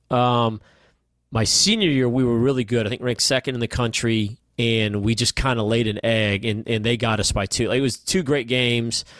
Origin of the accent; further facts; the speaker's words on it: Huntsville, Alabama, United States; also born or lived in Cleveland / New York; I grew up in Huntsville